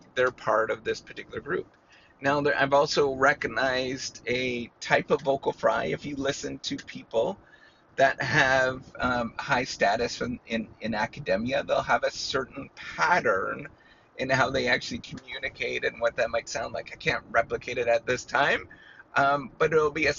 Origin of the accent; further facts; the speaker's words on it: Canada; Canada, my home country